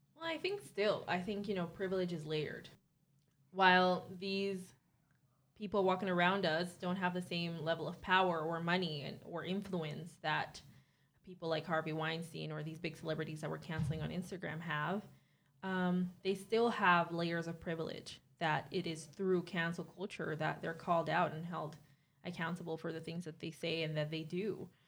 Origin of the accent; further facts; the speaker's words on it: Caribbean Netherlands; moved away as an adult; now in Netherlands; I'm twenty-three years old, and I'm from Bonaire. I've lived in the Netherlands for four years now